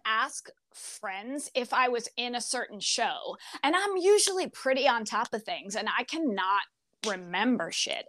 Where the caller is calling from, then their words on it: Fort Myers, Florida, United States; I'm in Fort Myers, Florida.